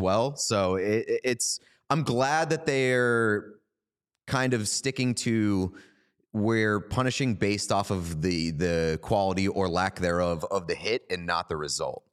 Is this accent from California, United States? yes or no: no; Boston, Massachusetts, United States; We're both from Boston.